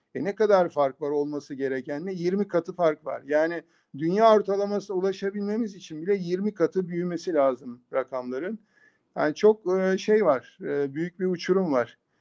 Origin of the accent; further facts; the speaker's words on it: Bursa, Turkey; moved away as an adult; also born or lived in Istanbul / San Diego, United States; ben 1963 e, Bursa doğumluyum